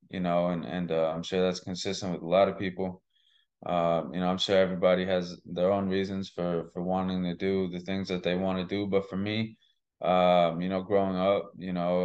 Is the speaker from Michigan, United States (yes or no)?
no; Massachusetts, United States; also born or lived in Boston / Shrewsbury; I grew up in Massachusetts